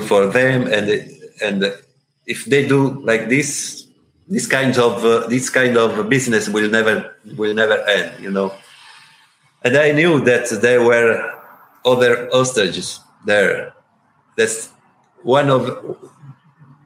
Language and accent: English; Italy; English is a second language; I'm from Italy